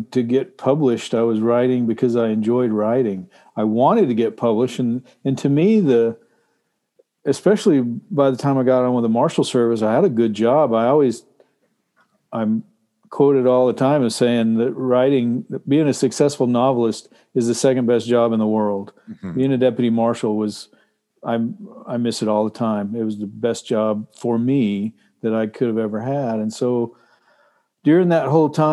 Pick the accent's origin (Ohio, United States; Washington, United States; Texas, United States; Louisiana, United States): Texas, United States; now in Alaska, United States; I grew up in Texas where it was super hot